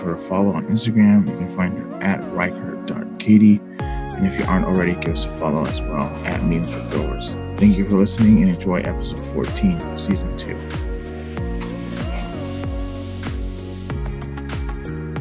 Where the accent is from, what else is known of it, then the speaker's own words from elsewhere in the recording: Woodinville, Washington, United States; a town called Woodinville